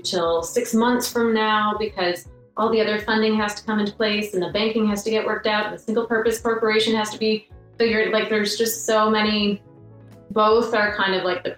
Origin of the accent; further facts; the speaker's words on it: Canada; we could be covered in snow at any moment here in Canada.